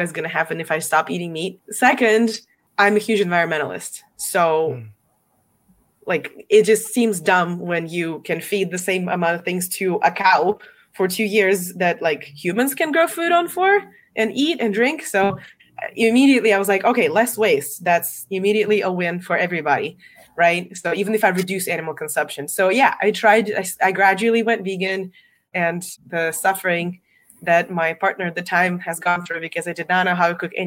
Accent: Russia; moved away as an adult; now in United States; I'm not American. I'm from Russia. Originally I came here 11 years ago.

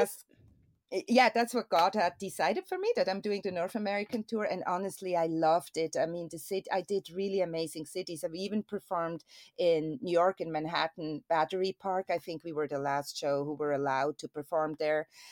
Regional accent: Switzerland; moved away; I'm born and raised there

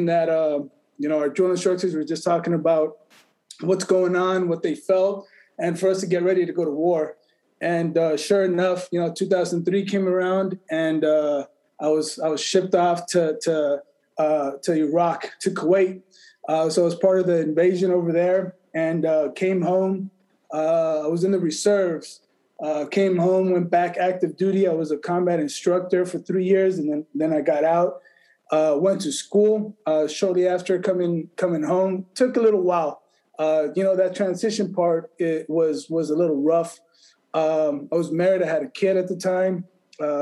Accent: Las Vegas, Nevada, United States; also born or lived in El Paso, Texas / Mexico; I was born in El Paso, grew up in Mexico, first generation, moved to the U.S. When I was 6 years old, went to Clark High School here in Las Vegas

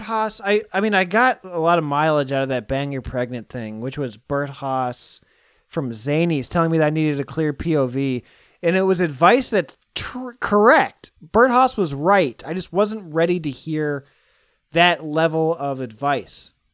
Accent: Iowa, United States; now in California, United States; I'm from Iowa

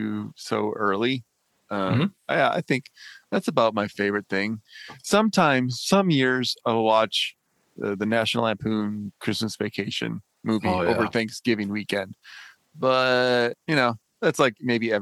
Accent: Midwest, United States; we grew up in the Midwest

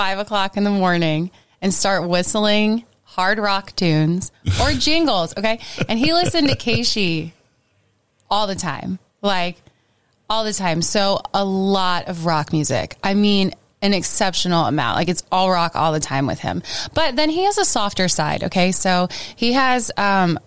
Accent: St. Louis, Missouri, United States; I am from St. Louis.

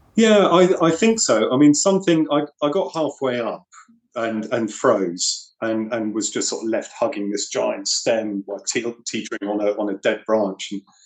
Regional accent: New Forest, South East England, United Kingdom; I grew up in the New Forest

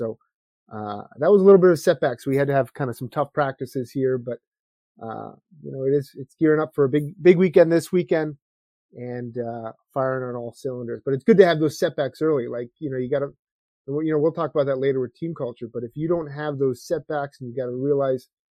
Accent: New Jersey, United States; now in Massachusetts, United States; when I grew up in New Jersey

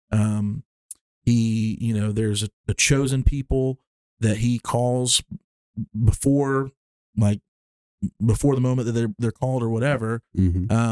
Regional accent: Alabama, United States; because we grew up in Alabama in the Southern Baptist Church

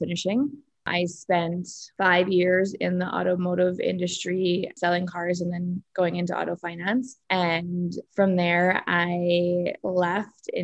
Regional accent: Saskatoon, Saskatchewan, Canada; I grew up in Saskatoon

